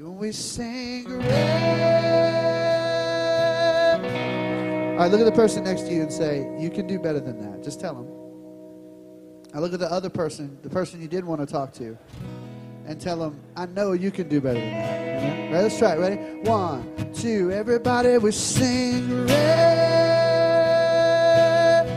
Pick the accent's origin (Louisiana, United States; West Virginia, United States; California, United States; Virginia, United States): Louisiana, United States; Baton Rouge; Dana and I grew up in South Louisiana, in Baton Rouge